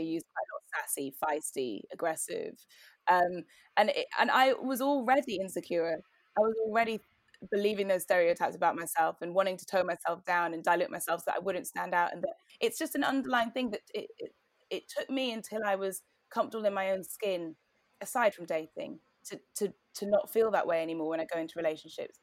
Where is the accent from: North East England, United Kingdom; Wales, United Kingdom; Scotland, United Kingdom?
North East England, United Kingdom; Newcastle upon Tyne; moved away as an adult; also born or lived in Cambridge; now in London, United Kingdom; I grew up in Newcastle in the 90s